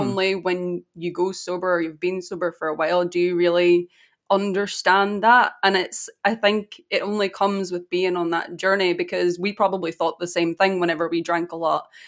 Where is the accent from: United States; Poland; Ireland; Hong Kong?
Ireland; I'm Irish.